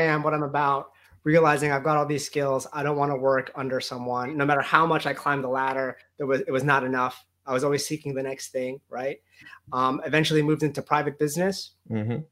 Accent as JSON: {"language": "English", "region": "New Jersey", "country": "United States", "tie": "born or raised there", "said": "I grew up in New Jersey"}